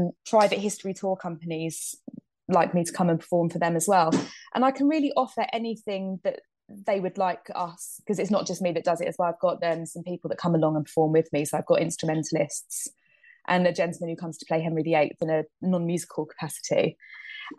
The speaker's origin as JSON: {"language": "English", "region": "London", "country": "United Kingdom", "tie": "born or raised there", "said": "I grew up in London. I grew up in Eltham"}